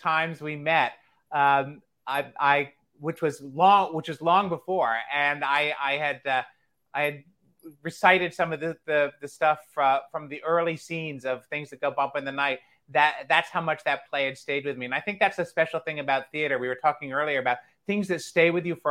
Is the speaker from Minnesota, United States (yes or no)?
no; Delaware, United States; I grew up in Delaware, and there was a lot of community and regional theater around there